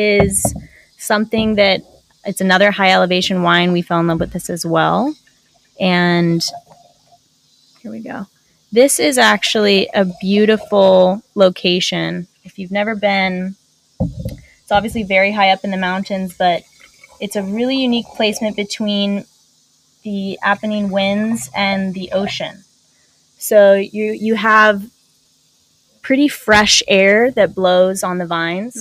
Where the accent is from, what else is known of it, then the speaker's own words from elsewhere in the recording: United States; accent: American; our American accent